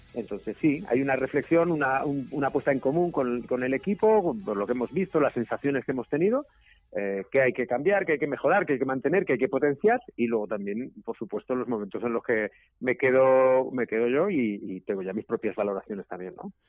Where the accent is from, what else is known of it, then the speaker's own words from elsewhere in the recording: Zaragoza, Aragon, Spain; yo soy de Zaragoza